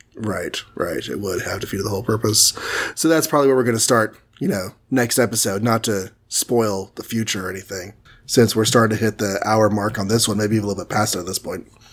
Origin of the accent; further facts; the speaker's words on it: Texas, United States; I'm from Texas